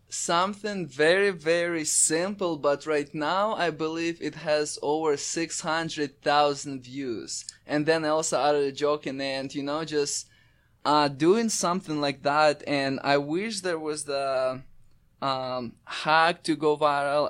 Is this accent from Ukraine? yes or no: yes; Crimea, Ukraine; also born or lived in Raleigh, North Carolina; now in United States; I'm originally from Ukraine, Crimea, which is used to be part of Ukraine, now it's part of Russia. I, I moved to U S A about eight years ago.